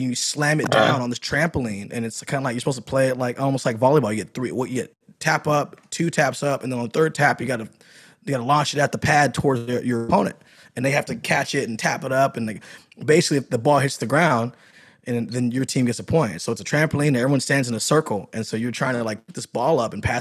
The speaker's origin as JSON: {"language": "English", "town": "Seattle", "region": "Washington", "country": "United States", "said": "I'm from Seattle"}